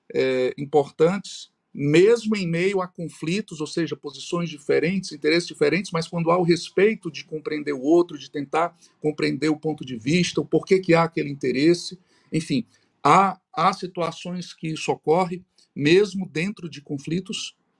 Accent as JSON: {"language": "Portuguese", "town": "Fortaleza", "region": "Ceará", "country": "Brazil", "said": "eu sou de Fortaleza, estou é, residindo em Fortaleza, sou cearense"}